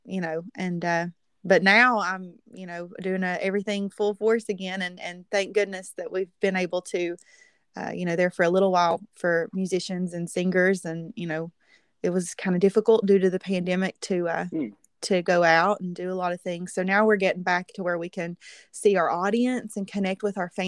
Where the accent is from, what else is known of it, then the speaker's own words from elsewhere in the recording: Southern West Virginia, United States; I'm from Southern West Virginia, and I grew up singing in church